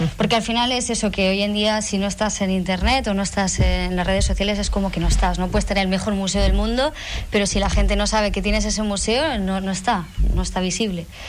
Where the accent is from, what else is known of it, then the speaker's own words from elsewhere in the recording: Basque Country, Spain; moved away as an adult; now in Fuerteventura, Spain; Y nosotros somos del País Vasco, entonces hemos venido a un sitio totalmente diferente